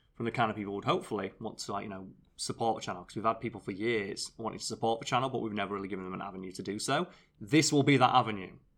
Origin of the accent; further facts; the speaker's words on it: United Kingdom; I'm British.